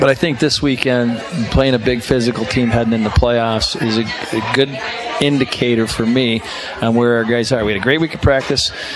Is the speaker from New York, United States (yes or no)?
no; Chicago, Illinois, United States; moved away; I grew up in Chicago